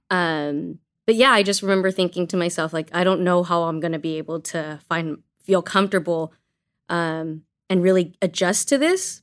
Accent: Azusa, California, United States; also born or lived in China; I was born in China and my parents, who are Asian American, adopted me, brought me to Azusa, and that's where I was raised

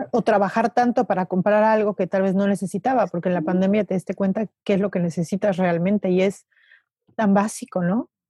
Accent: Mexico City, Mexico; y más nosotros que venimos de la Ciudad de México

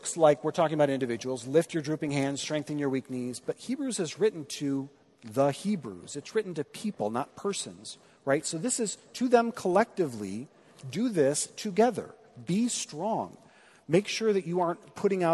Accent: Midwest, United States; being a Midwesterner

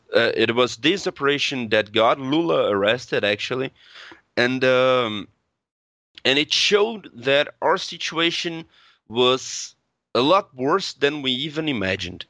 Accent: Brazil; I'm from Brazil.

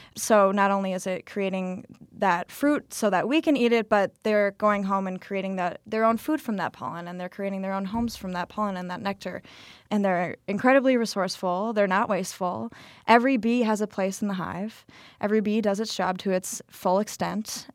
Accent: Minneapolis, Minnesota, United States; moved away as an adult; now in Milwaukee, United States; I'm from Minneapolis, just graduated from Marquette

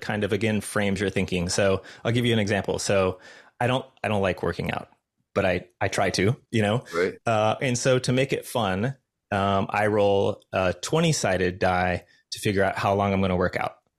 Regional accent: Los Angeles, California, United States; I'm from Los Angeles

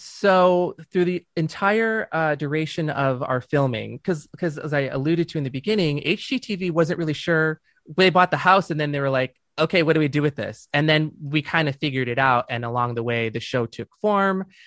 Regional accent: Dearborn, Michigan, United States; moved away as an adult; also born or lived in Saint Clair Shores, Michigan; now in California, United States; I grew up, uh, in, in Dearborn

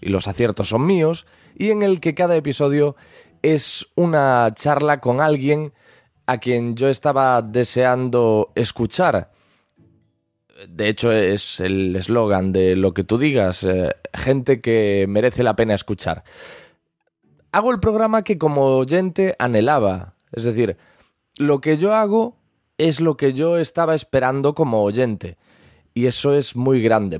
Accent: Galicia, Spain; soy gallego

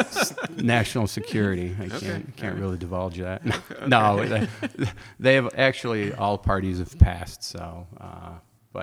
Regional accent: Oakbrook Terrace, Illinois, United States; first language Czech; English is a second language; also born or lived in Czechoslovakia; we moved to Oakbrook Terraces, which was where I grew up

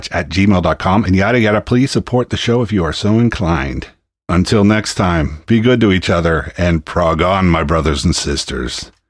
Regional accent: Pennsylvania, United States; the other end of my home state of Pennsylvania, more specifically the Philadelphia area

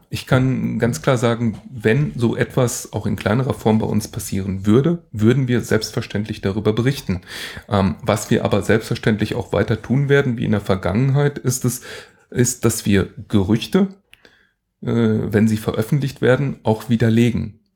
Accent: Allgäu, Germany; bei uns im Allgäu

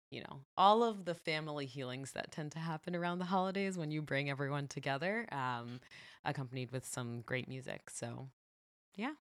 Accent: California, United States; I'm from California

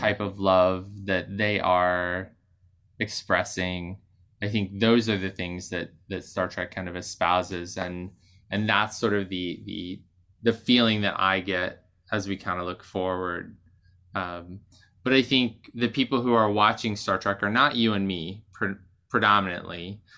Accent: Maine, United States; also born or lived in Boston; now in New York, United States; growing up in Maine and moving to Boston

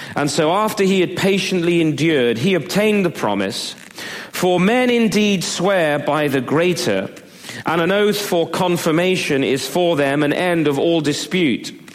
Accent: Devizes, South West England, United Kingdom; moved away; When I was growing up in England, we lived in a little uh, market town just outside of Bath

